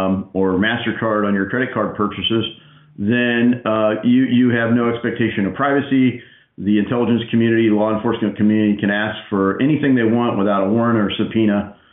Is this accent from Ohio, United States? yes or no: yes; Ohio, United States; I'm a conservative from Southwest Ohio.